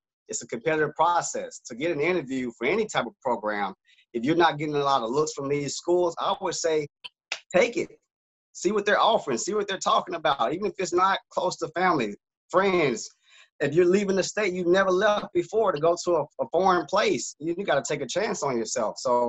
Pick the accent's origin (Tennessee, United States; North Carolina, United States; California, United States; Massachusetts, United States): Tennessee, United States; 45 minutes from Memphis; moved away; my hometown. Memphis, Tennessee, 45 minutes from where I grew up.